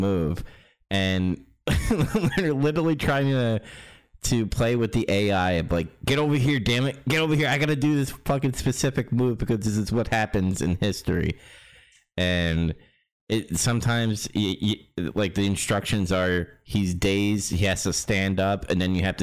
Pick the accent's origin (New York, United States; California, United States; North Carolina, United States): New York, United States; moved away; I'm from New York or used to live in New York